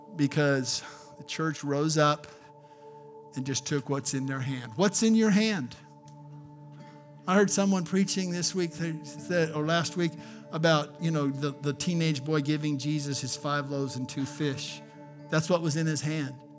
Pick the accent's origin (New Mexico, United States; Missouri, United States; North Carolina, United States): New Mexico, United States; Albuquerque; I grew up in Albuquerque, New Mexico